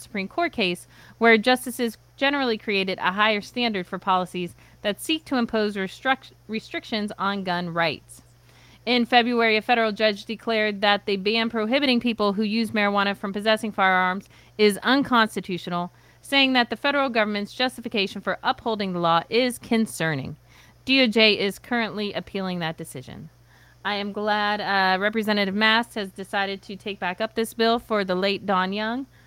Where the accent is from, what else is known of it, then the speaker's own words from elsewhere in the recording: Pennsylvania, United States; my home state of Pennsylvania